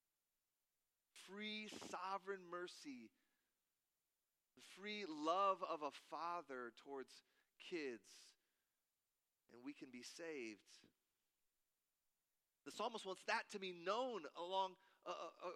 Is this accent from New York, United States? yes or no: no; Cedar Falls, Iowa, United States; moved away as an adult; now in Wisconsin, United States; I play a jazz gig every other month in my hometown of Cedar Falls, Iowa